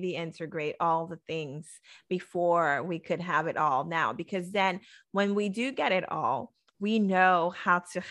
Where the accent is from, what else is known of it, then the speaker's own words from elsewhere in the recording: Haiti; moved away; I was born in Haiti. So my culture was still the same.